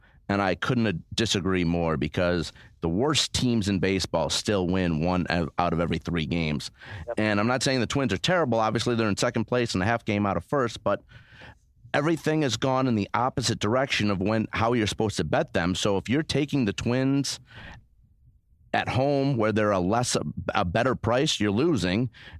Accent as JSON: {"language": "English", "region": "Arizona", "country": "United States", "tie": "born or raised there", "said": "my hometown Diamondbacks."}